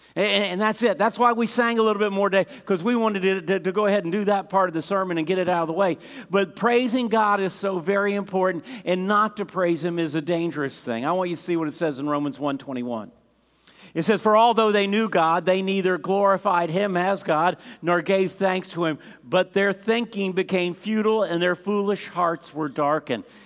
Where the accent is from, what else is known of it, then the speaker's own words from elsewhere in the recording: United States; As an American